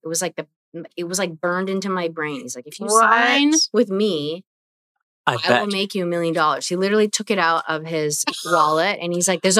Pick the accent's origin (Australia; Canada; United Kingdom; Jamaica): Canada; Vancouver, British Columbia; Saying, hey … You know, I'm from Vancouver.